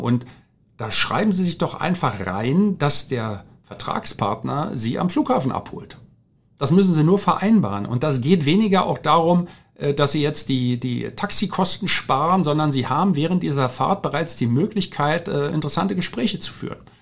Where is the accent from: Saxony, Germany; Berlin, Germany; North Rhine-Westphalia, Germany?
Berlin, Germany; Ich bin ja in Berlin groß geworden, in West-Berlin und, äh, im Sü-, ganz im Süden in Rudo, das gehört zum Bezirk Neukölln